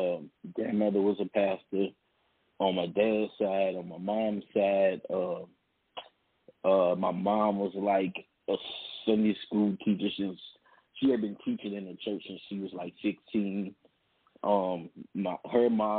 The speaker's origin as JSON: {"language": "English", "town": "Baton Rouge", "region": "Louisiana", "country": "United States", "tie": "born or raised there", "said": "Born and raised in Baton Rouge, Louisiana"}